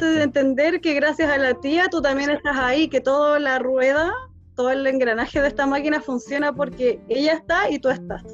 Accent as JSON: {"language": "Spanish", "country": "Chile", "also_born_or_lived": "Germany", "moved": "as an adult"}